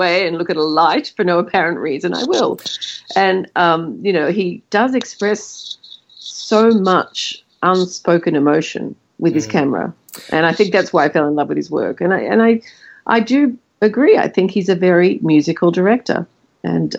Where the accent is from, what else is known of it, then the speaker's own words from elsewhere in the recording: Australia; as Australians